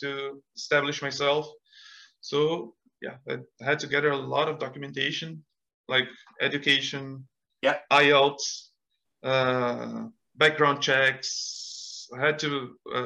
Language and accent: English; Brazil; English is a second language; moved away as an adult; now in Canada; I had studied English in Brazil